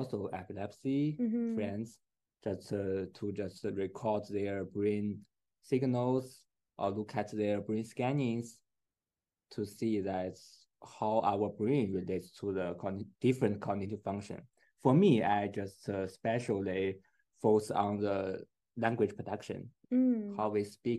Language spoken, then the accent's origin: English; China; English is a second language; moved away as an adult; now in Edinburgh, United Kingdom; I'm from China. I have been in Scotland for my research for 2 years.